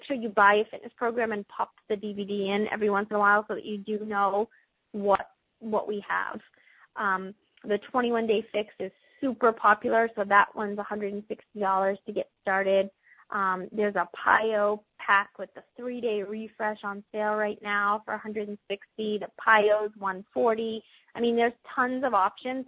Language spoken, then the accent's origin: English; Boston, Massachusetts, United States; accent: Boston; In my Boston accent